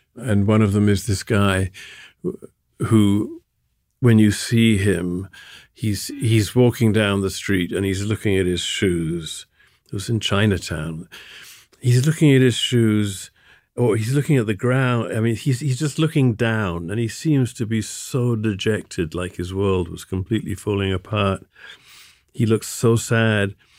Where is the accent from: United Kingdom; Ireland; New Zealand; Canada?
United Kingdom; Sussex, South East England; also born or lived in London; now in New York, United States; I was born in London and I moved to Sussex when I was three or four